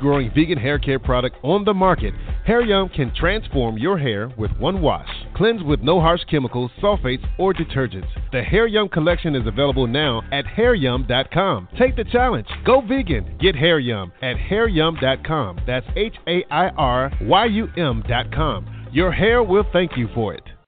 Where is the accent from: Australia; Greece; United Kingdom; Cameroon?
Cameroon; now in United States; I'm originally from Cameroon, you know, migrated here.